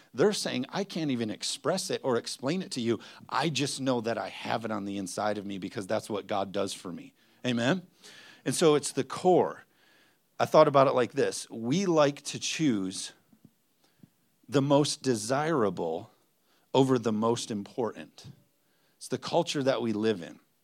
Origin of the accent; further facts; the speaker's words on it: United States; us as, as American Christians